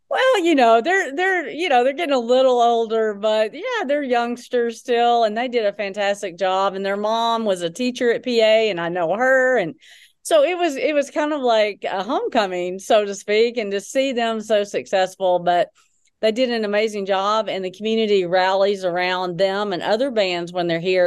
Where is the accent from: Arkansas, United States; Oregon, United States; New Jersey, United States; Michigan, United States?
Arkansas, United States; Texarkana; moved away as an adult; also born or lived in Little Rock, Arkansas / Hot Springs, Arkansas; So, native Arkansan. So, I grew up in Texarkana, so southwest Arkansas.